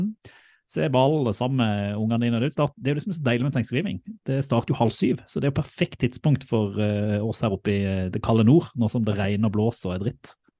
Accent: Sørlandet, Norway; moved away; jeg er jo sørlending

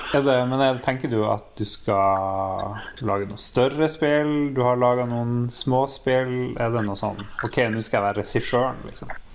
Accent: Northern Norway, Norway; accent: approximately North Norwegian; min egen dialekt

